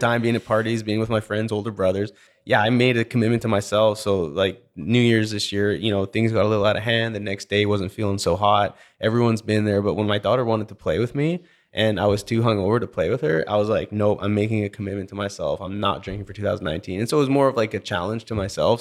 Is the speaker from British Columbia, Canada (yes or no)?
yes; British Columbia, Canada; also born or lived in Alberta; now in Houston, United States; growing up in British Columbia